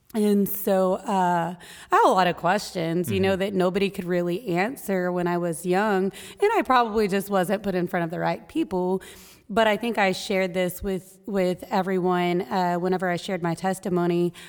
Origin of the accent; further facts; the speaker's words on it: Texas, United States; moved away as an adult; now in Maine, United States; I was born in Texas. Uh, I spent most of my childhood in Texas.